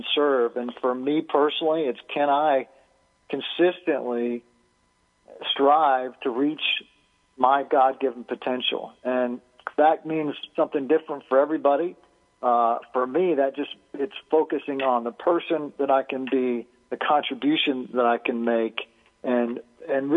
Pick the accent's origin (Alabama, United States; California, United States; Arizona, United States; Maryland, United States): Alabama, United States; We had to do a lot of wood chopping as a child. I grew up in Alabama